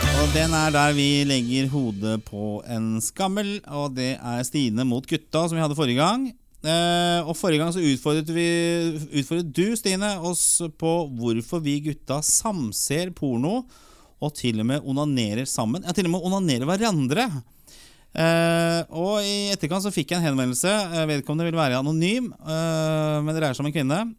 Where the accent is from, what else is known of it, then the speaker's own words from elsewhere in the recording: Oslo, Norway; Vi vokste opp på Torshov